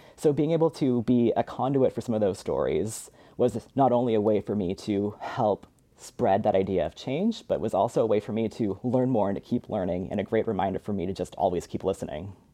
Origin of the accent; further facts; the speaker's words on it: Spokane, Washington, United States; moved away; I was born and raised in Spokane, Washington